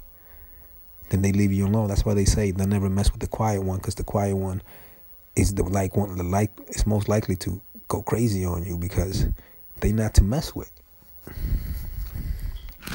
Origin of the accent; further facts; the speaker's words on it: New York, United States; I'm from New York, man, and I grew up fighting, defending myself